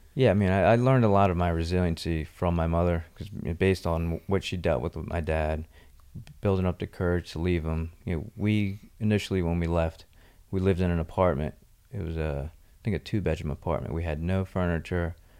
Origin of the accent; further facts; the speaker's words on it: Mystic Island, New Jersey, United States; also born or lived in Margate, New Jersey; I grew up partly in Mystic Island, New Jersey, and then when my parents divorced, my mom and I moved to Margate, New Jersey for a couple years